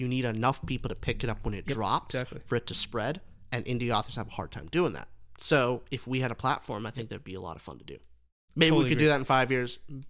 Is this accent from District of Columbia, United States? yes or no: no; New Mexico, United States; I'm from New Mexico.